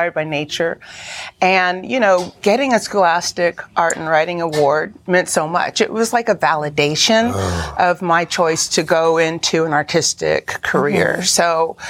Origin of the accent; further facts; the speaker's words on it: Detroit, Michigan, United States; Detroit is my hometown